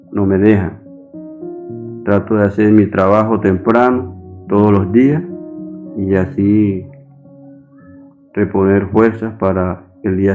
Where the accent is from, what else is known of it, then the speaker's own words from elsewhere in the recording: Santo Tomás, Atlántico, Colombia; tengo 78 años, soy de Santo Tomás Atlántico, pero mi parcela la tengo en Olubito, una vereda.